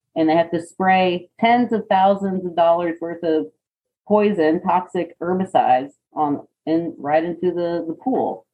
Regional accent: Gainesville, Florida, United States; I grew up in Florida, in North Florida, in Gainesville

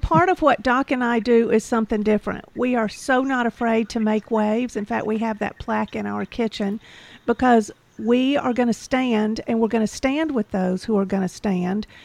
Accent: Georgia, United States; I'm from Georgia, and I am a patriot, and I don't put up with anything, and I'm very disappointed in my home state

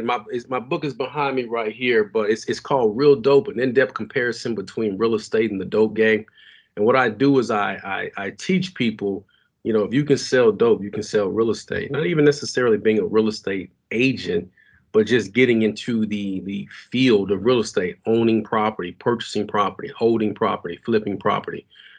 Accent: Dallas, Texas, United States; I'm born and raised in Dallas, Texas, man. Pleasant Grove, to be exact. You know, I got to put that out there, you know, saying, yeah. So I'm from the Grove.

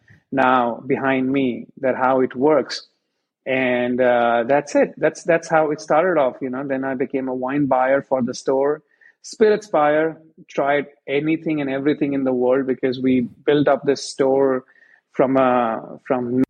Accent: India; moved away as an adult; now in United States; I come from India, and for us, we grew up drinking Black Label and Red Labels

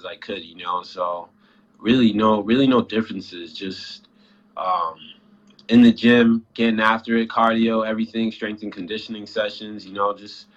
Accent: Rhode Island, United States; my home state

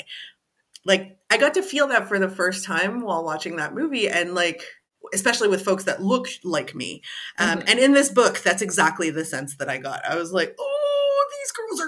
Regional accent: Canada; being of African descent, born and raised in Canada

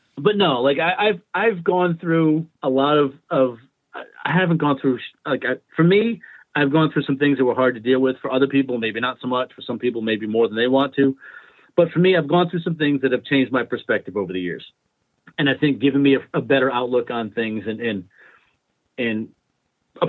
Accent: East Providence, Rhode Island, United States; Our fathers were cops together in East Providence

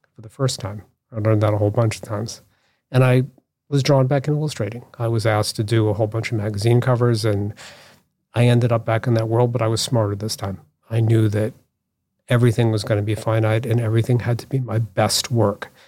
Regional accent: Newton, Massachusetts, United States; I grew up, um, outside Boston in Newton.

